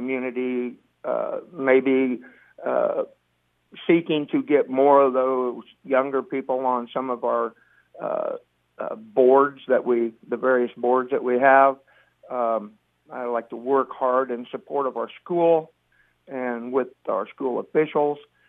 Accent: Hamburg, Iowa, United States; I was born and raised in Hamburg.

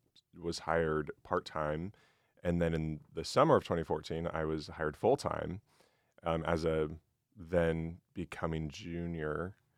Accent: Nebraska, United States; So I'm from Central Nebraska originally, came to Mizzou for the meteorology program.

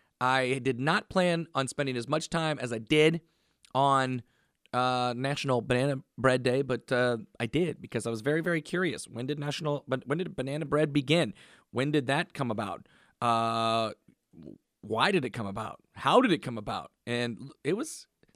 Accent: Massachusetts, United States; accent: Boston; because everybody knew my penchant for loving banana bread and my Boston accent.

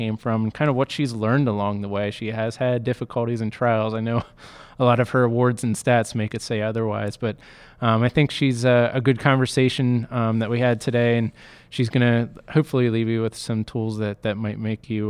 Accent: Lancaster, Pennsylvania, United States; I'm from Lancaster

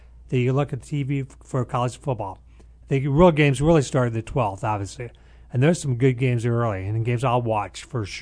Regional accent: Nebraska, United States; where I grew up in Nebraska

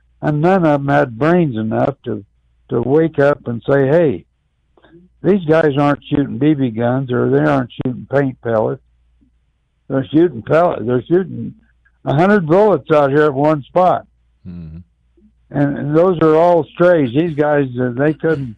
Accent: Urbana, Illinois, United States; I'm from Urbana, but Champaign-Urbana, as I've said before, is one town.

